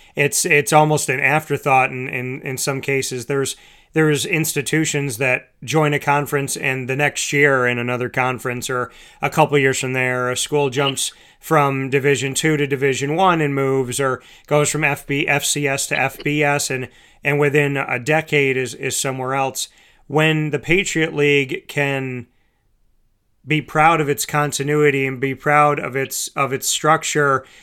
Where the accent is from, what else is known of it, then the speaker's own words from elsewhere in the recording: near Hamilton, New York, United States; Colgate University in Hamilton, New York, very close to my hometown